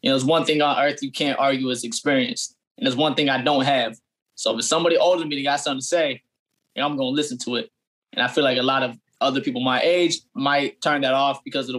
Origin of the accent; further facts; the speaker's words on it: Fayetteville, North Carolina, United States; now in Atlanta, United States; So I'm from Fayetteville, North Carolina. My dad is military. So how we got there, he just retired this year for 27 years. And we got there when I was about in sixth grade. So I spent 10 years in Fayetteville before coming to Atlanta.